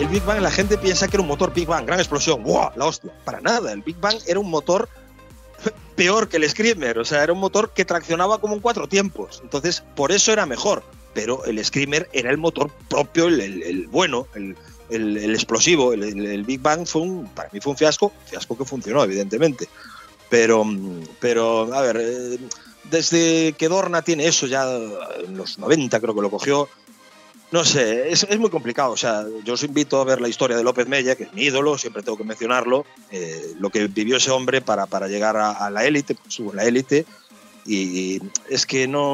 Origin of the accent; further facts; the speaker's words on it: Galicia, Spain; Soy muy gallego